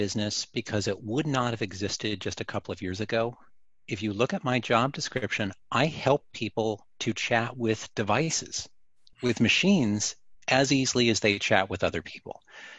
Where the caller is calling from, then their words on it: Orlando, Florida, United States; I'm in Orlando, Florida. So I'm about 30 minutes from the theme parks.